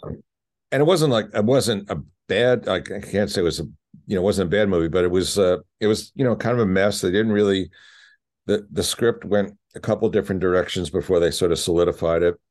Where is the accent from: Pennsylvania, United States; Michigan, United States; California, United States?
Pennsylvania, United States; Philadelphia; moved away; growing up in Philly